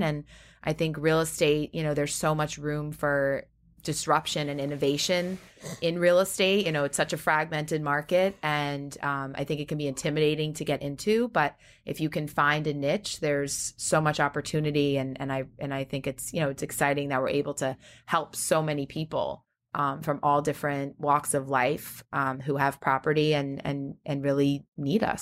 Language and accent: English; Great Neck, New York, United States; I'm from Long Island, Great Neck